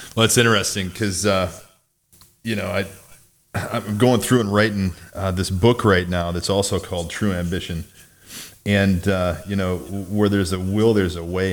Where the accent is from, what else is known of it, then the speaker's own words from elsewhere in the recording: Mount Carroll, Illinois, United States; grew up in Northwest Illinois in a town about fifteen hundred people